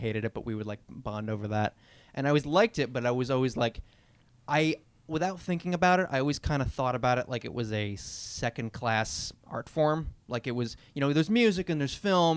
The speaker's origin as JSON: {"language": "English", "area": "Long Island", "region": "New York", "country": "United States", "tie": "born or raised there", "said": "I grew up on Long Island"}